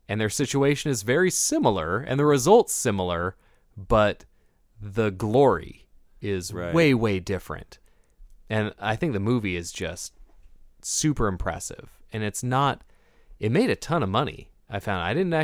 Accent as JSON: {"language": "English", "town": "Portland", "region": "Oregon", "country": "United States", "tie": "born or raised there", "said": "I grew up in Portland, so I didn't have like a mega support circle there."}